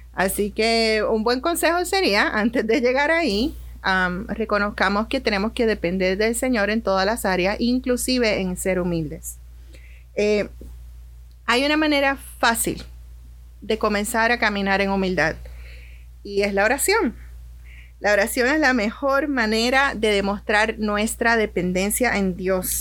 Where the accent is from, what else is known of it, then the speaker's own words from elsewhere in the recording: Puerto Rico; moved away as an adult; now in Orlando, United States; Cuando yo llegué aquí a, Orlando, en mi país, en Puerto Rico